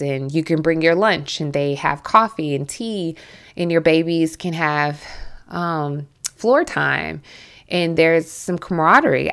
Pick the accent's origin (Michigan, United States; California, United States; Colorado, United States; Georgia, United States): Georgia, United States; Milledgeville; accent: southern; moved away; I am from Central Georgia, Millet Hill, Georgia, and I was raised kind of like in Southern culture.